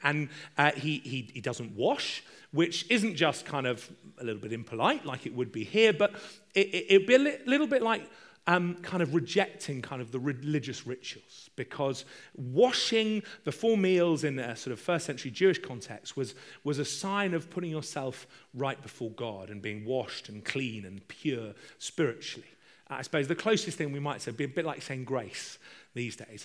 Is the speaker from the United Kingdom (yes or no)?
yes; United Kingdom; I'm British